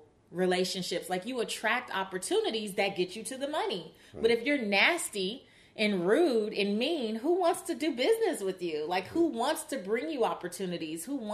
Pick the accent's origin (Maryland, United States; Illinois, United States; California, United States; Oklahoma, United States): California, United States; Los Angeles; growing up in South Central Los Angeles